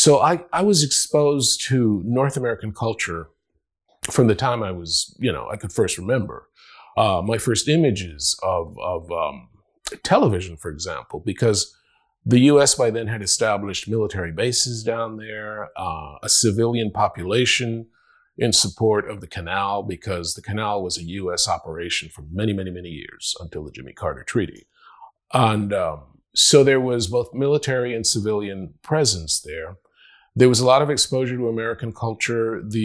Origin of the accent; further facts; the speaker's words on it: Panama; first language Spanish; English is a second language; moved away as an adult; now in United States; You can't be Latino and not have four names, you know. And I'm from Panama.